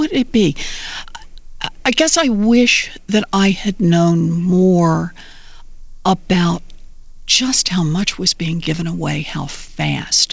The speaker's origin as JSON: {"language": "English", "region": "Oklahoma", "country": "United States", "tie": "born or raised there", "said": "I grew up in Oklahoma"}